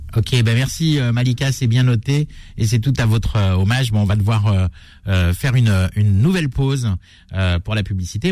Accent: France; chez nous en France

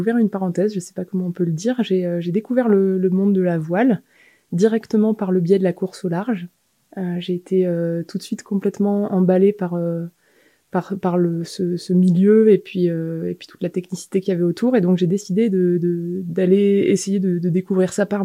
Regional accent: Dijon, Bourgogne-Franche-Comté, France; also born or lived in Annecy / Besançon / Grenoble; Je suis née à Annecy, mais presque par hasard. Après, j'ai grandi entre Dijon, Besançon, un peu en Chartreuse vers Grenoble.

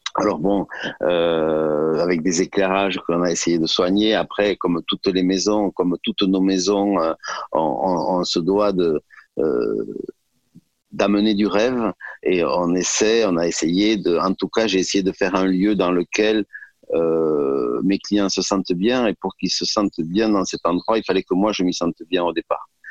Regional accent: Gers, Occitania, France; also born or lived in Toulouse; Je suis fils de fils d'agriculteur. Euh, je suis né dans le Gers et euh, j'avais une maman qui était une excellente cuisinière

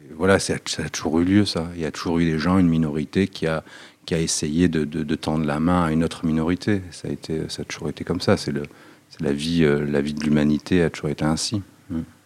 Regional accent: Nice, Provence-Alpes-Côte d'Azur, France; Moi, je viens d'un quartier qui s'appelle l'Ariane. C'est un quartier dans l'est de Nice

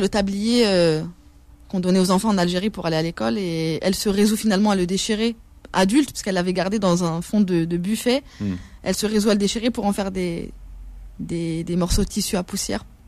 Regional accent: France; je suis une citoyenne française

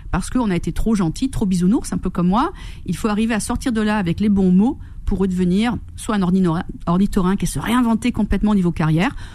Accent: Corsica, France; moved away; Oui, je suis corse.

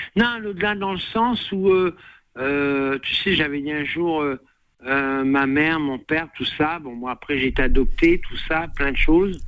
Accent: northern France, France; now in Drôme, France; je sais d'où je viens, du nord de la France, mhm. j'habite dans la Drôme

